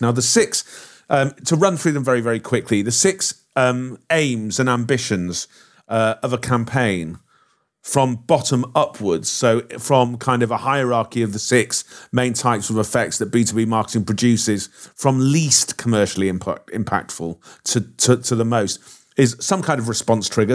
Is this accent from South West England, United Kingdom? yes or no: no; Liverpool, North West England, United Kingdom; I'm from Liverpool